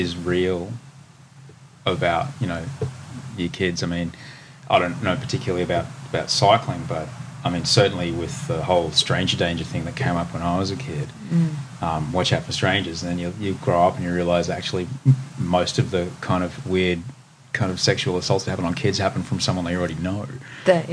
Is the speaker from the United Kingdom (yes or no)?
no; Queensland, Australia; I'm from Queensland